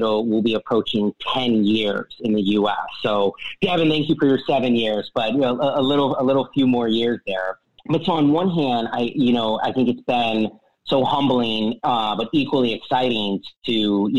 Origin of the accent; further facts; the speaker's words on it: Chicago, Illinois, United States; I'm originally from Chicago, from the Midwest